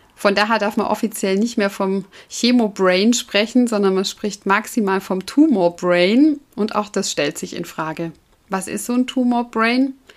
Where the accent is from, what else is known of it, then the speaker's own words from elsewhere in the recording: Southern Germany, Germany; also bei uns im süddeutschen Raum, da wo ich herkomme